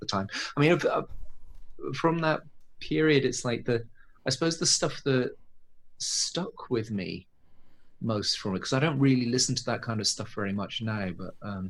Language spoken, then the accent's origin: English; Bristol, South West England, United Kingdom; now in Tokyo, Japan; growing up in Bristol